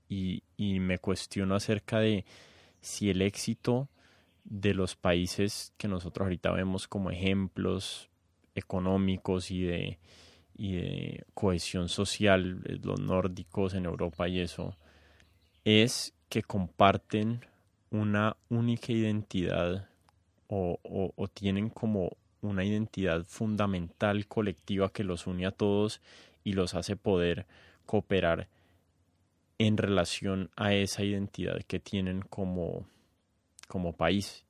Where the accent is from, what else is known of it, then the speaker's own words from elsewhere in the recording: Colombia; yo nunca me he sentido tan colombiano